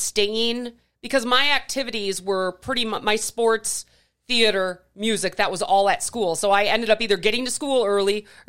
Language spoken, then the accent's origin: English; Wauwatosa, Wisconsin, United States; also born or lived in West Allis, Wisconsin; I was in school from kindergarten through first grade in West Allis, mm-hmm. and then we moved to Wauwatosa.